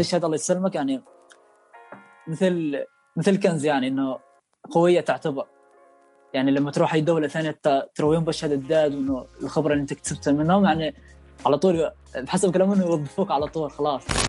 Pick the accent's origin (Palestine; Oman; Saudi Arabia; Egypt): Oman; moved away as an adult; also born or lived in Leipzig, Germany; now in Germany; احنا ساكنين احنا شباب عمانيين مع بعض